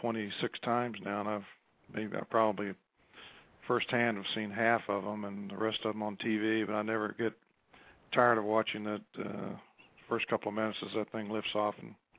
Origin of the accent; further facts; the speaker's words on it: West Virginia, United States; moved away as an adult; I came from West Virginia